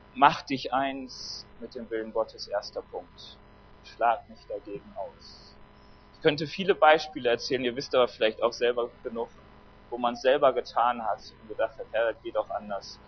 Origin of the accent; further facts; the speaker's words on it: Germany; Ich bin Deutscher